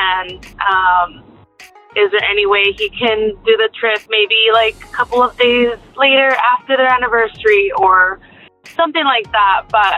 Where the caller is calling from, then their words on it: Yuma, Arizona, United States; I'm calling from Yuma, Arizona